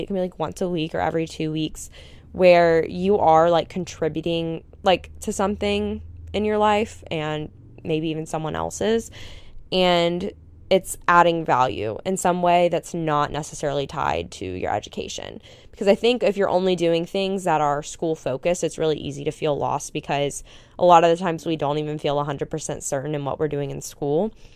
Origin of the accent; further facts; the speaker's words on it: Panama City Beach, Florida, United States; moved away as an adult; also born or lived in Tuscaloosa / Houston; growing up in Panama City Beach, which is just, like, a tourist town